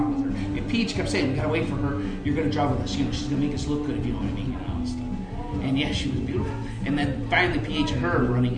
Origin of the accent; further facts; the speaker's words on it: Michigan, United States; I'm from Michigan.